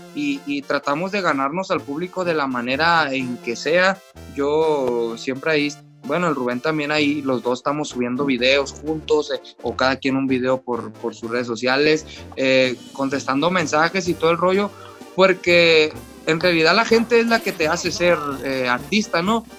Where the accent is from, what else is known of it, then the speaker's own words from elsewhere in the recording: Jalisco, Mexico; me toca ser de acá de Jalisco